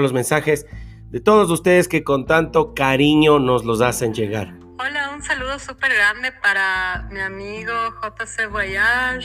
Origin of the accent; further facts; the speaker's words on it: Argentina; now in China; soy en Argentina viviendo en China